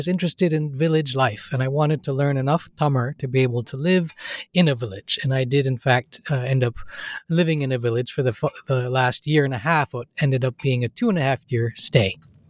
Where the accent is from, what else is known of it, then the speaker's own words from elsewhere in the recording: Seattle, Washington, United States; born there; Well, I was born in Seattle, Washington, in the state of Washington, the United States.